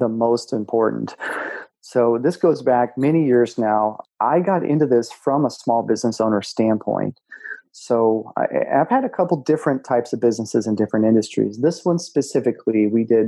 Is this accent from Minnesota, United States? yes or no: yes; Minnesota, United States; now in North Carolina, United States; I grew up in Minnesota, so lakes everywhere. Now I live in North Carolina